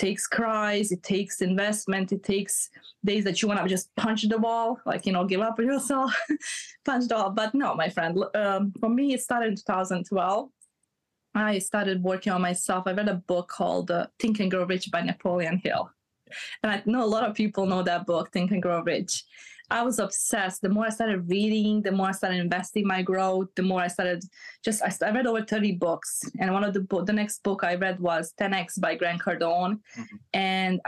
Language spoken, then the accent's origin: English; Bosnia & Herzegovina; moved away; I'm from Bosnia. So okay. I came from a war background